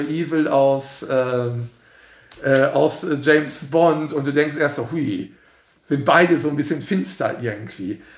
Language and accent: German; Mehrhoog, North Rhine-Westphalia, Germany; ich bin in Meerhoek dann groß geworden